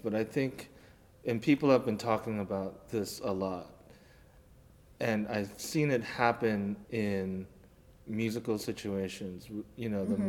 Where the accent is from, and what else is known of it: Colorado, United States; born there